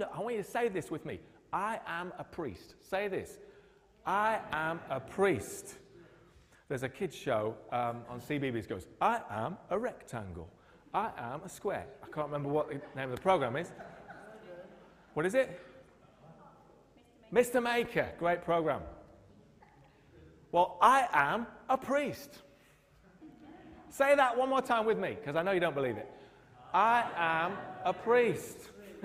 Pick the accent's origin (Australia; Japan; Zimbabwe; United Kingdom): United Kingdom; we've been a bit like that in the UK